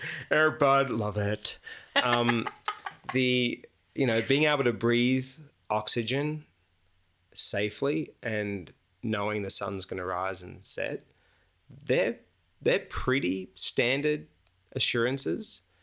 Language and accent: English; Australia; moved away as an adult; now in United States; as an Australian who's just moved to America, and I've been there like a year